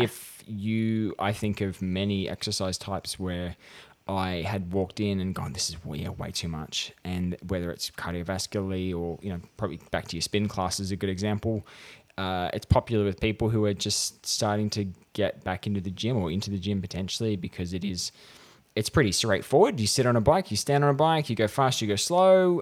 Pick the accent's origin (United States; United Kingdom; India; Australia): Australia; regional New South Wales; I was in my hometown at regional New South Wales